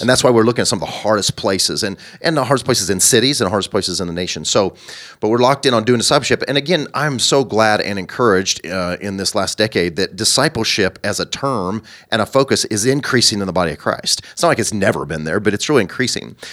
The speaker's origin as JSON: {"language": "English", "region": "Southern Illinois", "country": "United States", "also_born_or_lived": "Bolivar, Missouri", "moved": "as an adult", "lives_now": "Kansas, United States", "said": "I'm from Southern Illinois"}